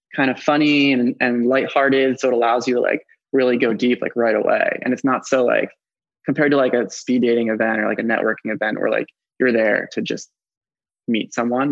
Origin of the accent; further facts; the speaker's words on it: Philadelphia, Pennsylvania, United States; I'm 29 and I'm from Philadelphia